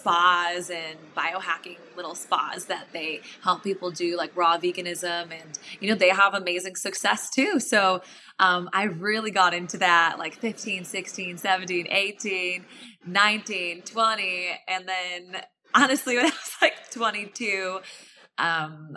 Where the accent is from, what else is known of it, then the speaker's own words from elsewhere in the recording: Illinois, United States; I grew up in Illinois